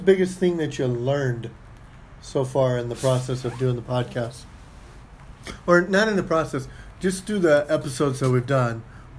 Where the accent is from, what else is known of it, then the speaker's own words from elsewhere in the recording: San Diego, California, United States; moved away; I grew up in the West, I grew up in San Diego